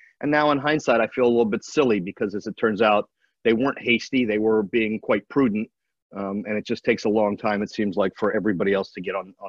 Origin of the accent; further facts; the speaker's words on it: Baltimore, Maryland, United States; moved away as an adult; I grew up in Baltimore.